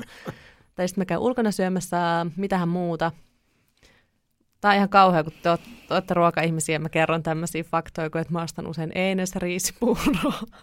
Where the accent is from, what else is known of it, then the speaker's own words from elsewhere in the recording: Kouvola, Kymenlaakso, Finland; also born or lived in Kuhmo, Kainuu; mä oon kotosin Kouvolasta